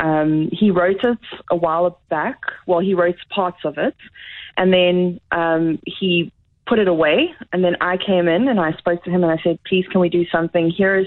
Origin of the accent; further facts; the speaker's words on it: Durban, KwaZulu-Natal, South Africa; moved away as an adult; now in Canterbury, United Kingdom; I was born and bred in Durban